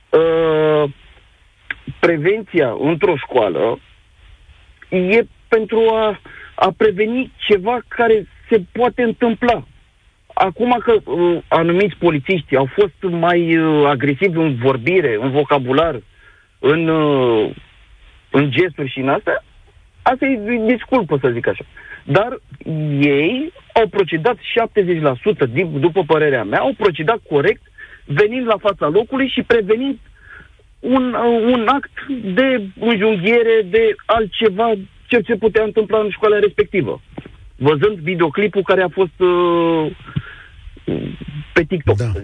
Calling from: Bucharest, Romania; Uh, bună ziua, sunt din București

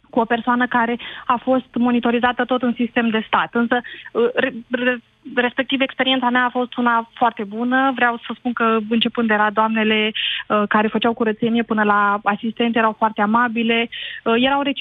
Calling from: Iași, Iași County, Romania; vă sunt din Iași.

